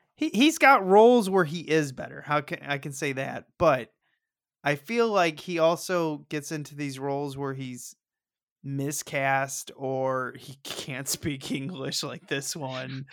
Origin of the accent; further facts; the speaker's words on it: St. Louis, Missouri, United States; I'm from Saint Louis